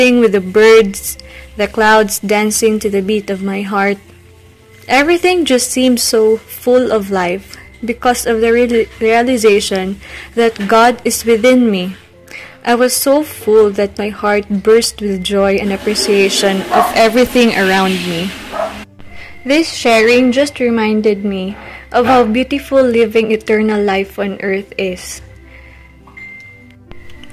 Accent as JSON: {"language": "English", "country": "Philippines", "said": "I am from the Philippines."}